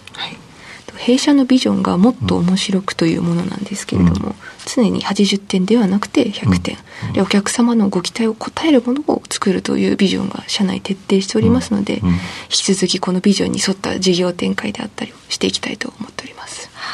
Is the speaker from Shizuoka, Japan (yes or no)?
yes; Shimizu, Shizuoka, Japan; 静岡県清水市です